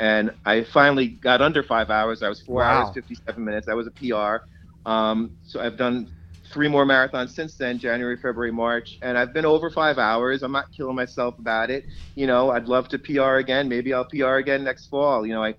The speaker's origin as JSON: {"language": "English", "town": "East Rockaway", "region": "New York", "country": "United States", "tie": "born or raised there", "said": "Yeah, Long Island. Yeah, I mean, I grew up in East Rockaway, which is 5 minutes from Lynbrook."}